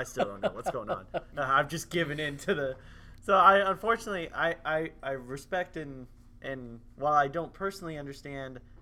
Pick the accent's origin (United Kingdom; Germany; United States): United States; Minnesota; moved away; I'm from Minnesota